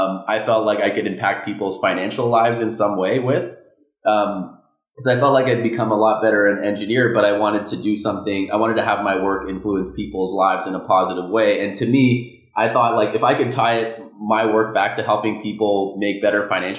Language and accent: English; Ottawa, Ontario, Canada; I was born in Ottawa, Canada. Small town